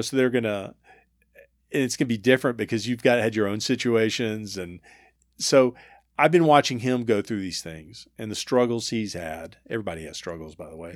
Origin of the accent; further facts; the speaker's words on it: Homewood, Alabama, United States; growing up in Homewood